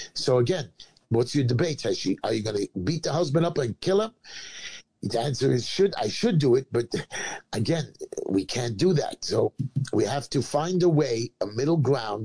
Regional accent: United States; as an American

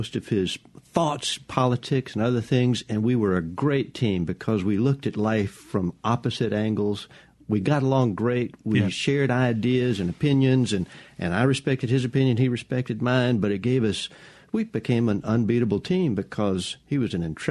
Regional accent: Jackson, Mississippi, United States; I grew up in Jackson

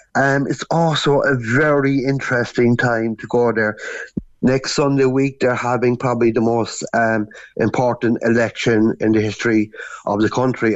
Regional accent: Cork, Munster, Ireland; moved away as an adult; now in Canary Islands, Spain; I'm actually from Albert Road in Cork City

